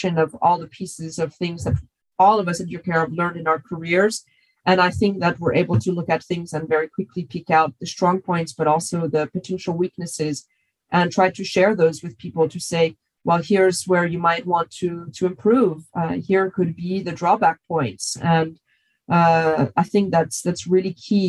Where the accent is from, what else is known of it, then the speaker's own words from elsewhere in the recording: United States; moved away as an adult; now in Europe; being an American